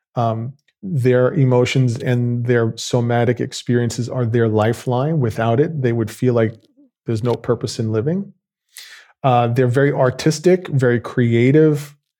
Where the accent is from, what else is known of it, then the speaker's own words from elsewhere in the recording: New York, United States; I grew up in New York.